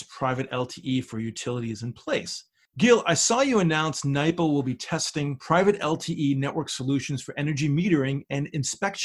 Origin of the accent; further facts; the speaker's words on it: New York, United States; my home state